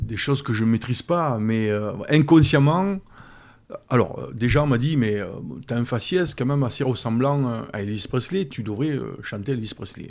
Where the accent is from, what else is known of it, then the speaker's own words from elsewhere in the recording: Brignoles, Provence-Alpes-Côte d'Azur, France; je suis né à Brion et, et j'y vis